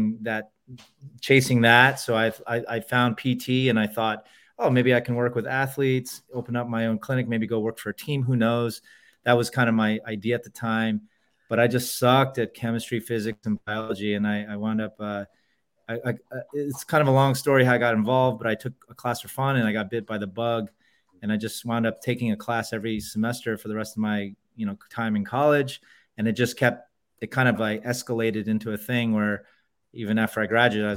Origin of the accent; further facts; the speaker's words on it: Bay Area, California, United States; also born or lived in Columbus, Ohio; now in New York, United States; I was born in Columbus, raised in California